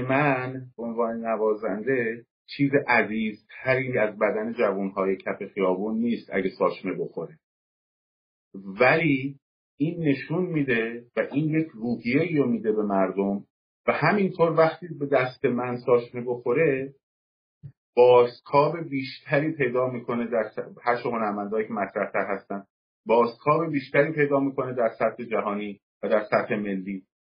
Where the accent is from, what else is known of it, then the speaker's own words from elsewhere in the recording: Tehran, Tehran Province, Iran; moved away; من در تهران به دنیا آمدم ولی پدرم مال سمت ازنا و علی بودرز